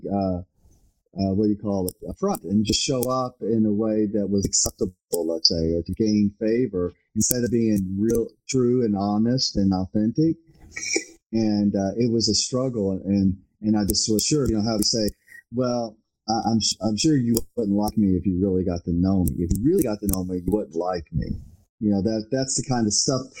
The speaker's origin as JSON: {"language": "English", "town": "Louisville", "region": "Kentucky", "country": "United States", "tie": "born or raised there", "said": "growing up in Louisville"}